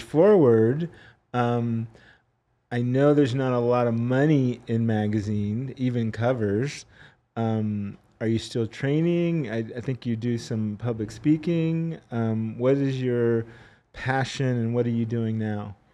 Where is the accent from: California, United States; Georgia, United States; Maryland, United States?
California, United States; San Diego, California, my home state